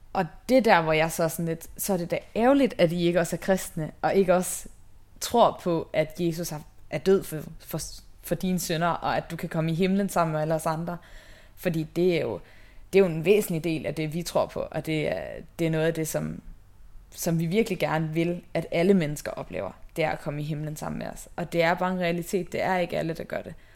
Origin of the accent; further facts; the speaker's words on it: Haderslev, Southern Denmark, Denmark; moved away; jeg kommer oprindeligt fra Haderslev, øh, ja, i Sønderjylland